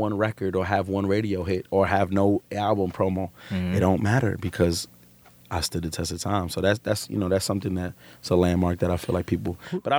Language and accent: English; New York City, New York, United States; I'm a nigga from Brooklyn.